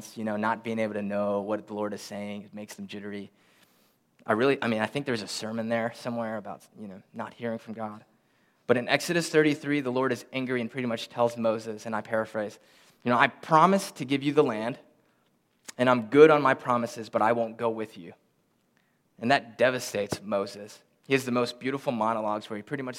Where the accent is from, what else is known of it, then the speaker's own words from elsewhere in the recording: Philippines; moved away; we're from the Philippines. We're both born in the Philippines.